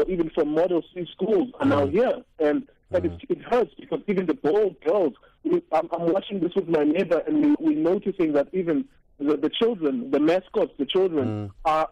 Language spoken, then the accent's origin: English; South Africa; I'm a South African